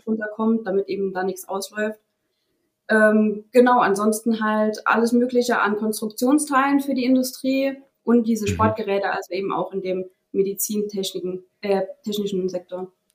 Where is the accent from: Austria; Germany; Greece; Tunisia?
Germany; Saarland; ich bin in einem kleinen Dorf aufgewachsen, äh, im Saarland.